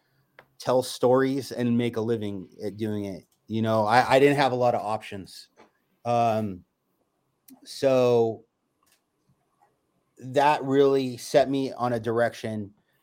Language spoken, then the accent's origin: English; California, United States; I'm a California native, and I've been here my whole life.